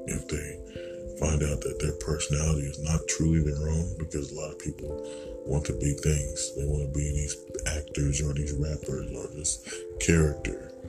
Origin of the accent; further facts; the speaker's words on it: United States; being American and you're dealing with Caucasians and you're a different race.